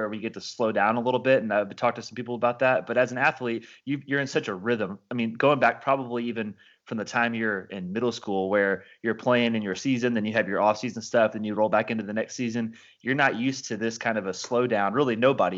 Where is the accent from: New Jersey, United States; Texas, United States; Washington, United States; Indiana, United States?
Indiana, United States; Evansville; moved away as an adult; now in Bowling Green, United States; Leroy's Tavern back in my hometown of Evansville, Indiana